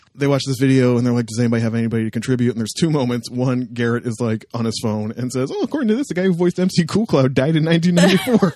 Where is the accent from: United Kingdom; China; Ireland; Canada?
Canada; my hometown